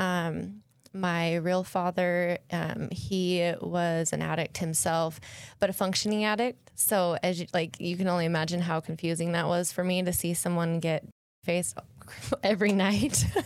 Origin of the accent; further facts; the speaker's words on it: Salt Lake City, Utah, United States; moved away; I grew up in Salt Lake